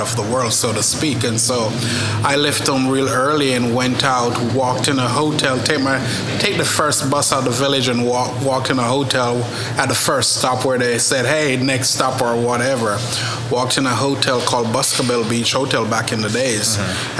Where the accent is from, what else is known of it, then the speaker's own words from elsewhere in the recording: Jamaica; also born or lived in Paris / Oklahoma; now in Oklahoma City, United States; Grew up in Jamaica